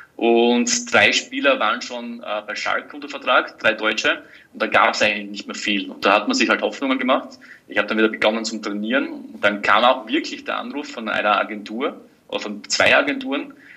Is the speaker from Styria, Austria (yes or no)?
yes; Styria, Austria; als Steirer